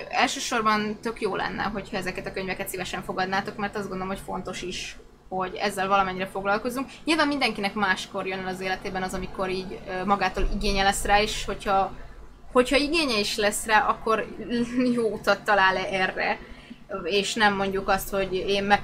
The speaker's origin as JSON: {"language": "Hungarian", "town": "Szolnok", "region": "Jász-Nagykun-Szolnok", "country": "Hungary", "said": "Szolnoki találkozóról lemaradtam, pedig szolnoki vagyok."}